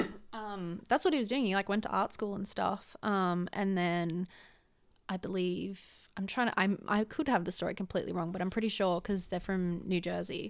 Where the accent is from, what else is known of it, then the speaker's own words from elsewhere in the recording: Gold Coast, Queensland, Australia; moved away as an adult; now in Sydney, Australia; I was born and raised on the Gold Coast